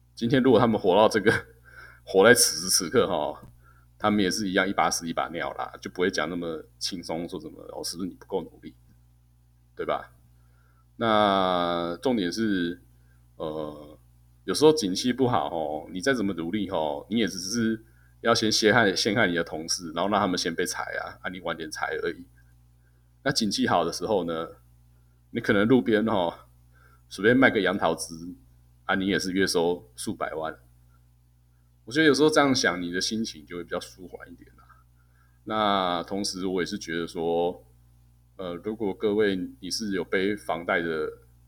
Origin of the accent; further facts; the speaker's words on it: Taiwan; 其实在对于现在的台湾人压力特别大，特别重。特别是我们不能像白种人这样子哦